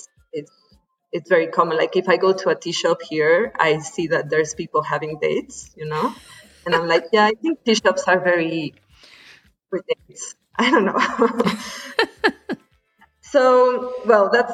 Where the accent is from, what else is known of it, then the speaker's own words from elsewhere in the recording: Mexico City, Mexico; I'm from Mexico City